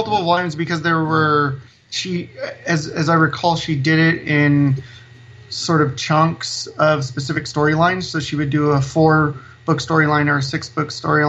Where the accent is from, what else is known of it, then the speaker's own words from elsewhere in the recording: Salinas, California, United States; also born or lived in Bay Area; I grew up here in Salinas. Even though I moved away to the Bay Area for a bit, I came back